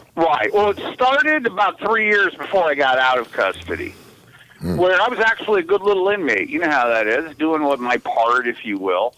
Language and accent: English; Los Angeles, California, United States; I'm from the San Fernando Valley